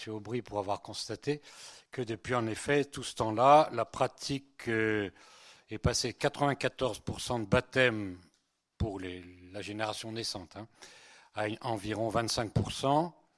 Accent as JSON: {"language": "French", "area": "Breton", "region": "Brittany", "country": "France", "also_born_or_lived": "Spain", "second_language": "French", "said": "Je suis, né, en Espagne et je suis breton"}